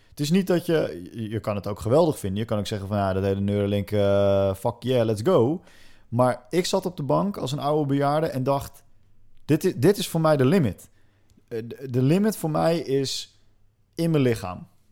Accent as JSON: {"language": "Dutch", "country": "Netherlands", "said": "wij als Nederlanders"}